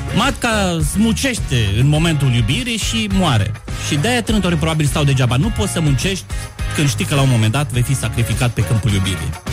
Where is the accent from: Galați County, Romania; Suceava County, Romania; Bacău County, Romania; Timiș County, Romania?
Suceava County, Romania; Suceava; also born or lived in Cluj-Napoca / Vaslui; now in Bucharest, Romania; Sunt din Suceava, am trăit ah. în Cluj, am făcut liceu teologic, după care m-am mutat la capitală